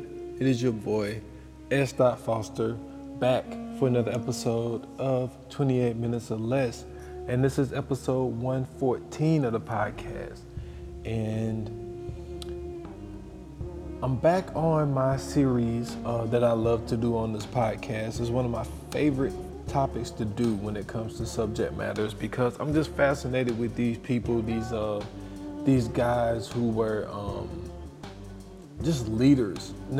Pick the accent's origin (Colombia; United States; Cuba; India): United States; Chicago, Illinois; that was just a part of growing up in Chicago at this time